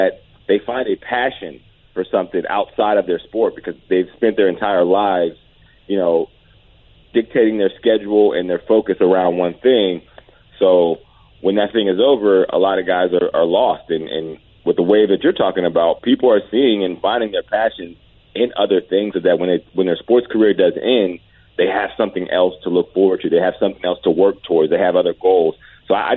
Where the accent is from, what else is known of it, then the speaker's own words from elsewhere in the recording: Johnstown, Pennsylvania, United States; I got my own day in my hometown, kind of a hometown hero situation. I come from a very small football town, man, and, you know, whenever I made the NFL, a couple people behind the scenes pulled some strings